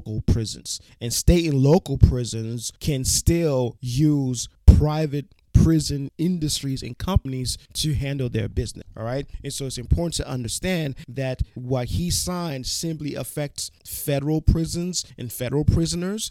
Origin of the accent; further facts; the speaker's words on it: New York City, New York, United States; I am from New York City, specifically Brooklyn, New York City